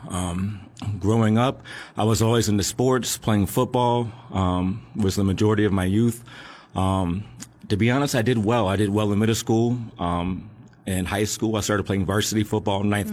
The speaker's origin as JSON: {"language": "English", "town": "Alexandria", "region": "Virginia", "country": "United States", "tie": "born or raised there", "said": "I grew up in Alexandria, Virginia"}